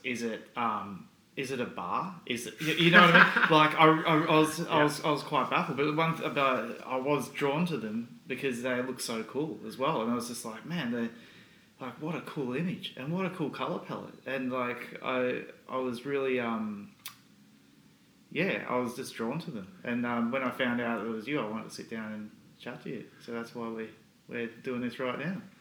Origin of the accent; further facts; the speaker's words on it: Australia; where are you from and you say oh Australia